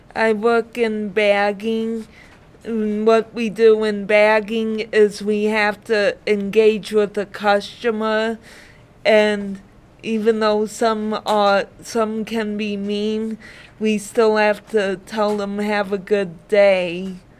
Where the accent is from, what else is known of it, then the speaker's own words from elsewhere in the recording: Dearborn, Michigan, United States; also born or lived in Brownstown, Michigan / Allen Park, Michigan; I grew up in Dearborn, Michigan